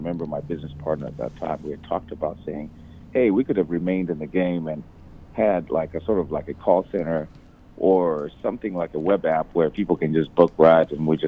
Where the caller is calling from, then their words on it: Tanzania; And what brings me out here right now is I'm calling literally from Tanzania.